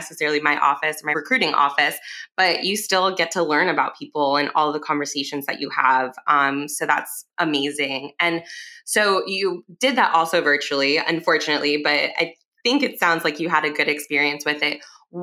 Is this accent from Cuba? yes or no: yes; Cuba; I'm also Cuban.